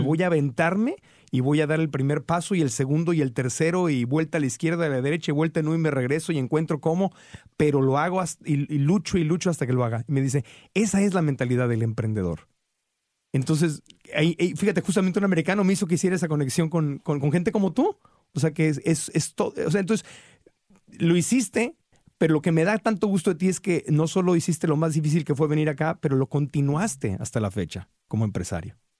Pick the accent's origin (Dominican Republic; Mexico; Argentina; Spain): Mexico; Tijuana, Baja California; moved away; also born or lived in Arizona; Que crecí en Tijuana